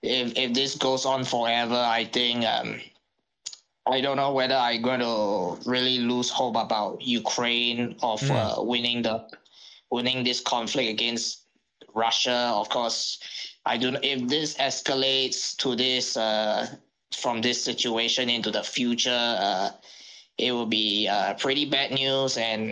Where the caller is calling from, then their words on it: Singapore; Good morning. I'm from Singapore, and I call halfway around the world.